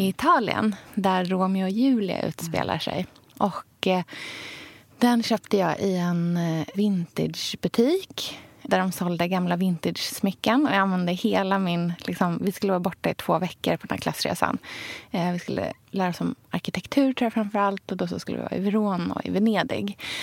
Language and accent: Swedish; Sweden; also born or lived in Australia; jag hade ju en ganska eh, ja, men splittrad uppväxt där eh, den som jag hade här i Sverige